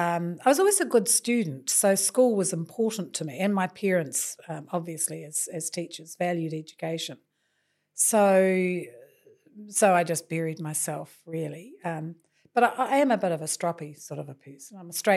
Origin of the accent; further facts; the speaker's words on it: Napier, Hawke's Bay, New Zealand; So then I spent the rest of my time growing up in Napier, in Taradale, and really had a very good childhood.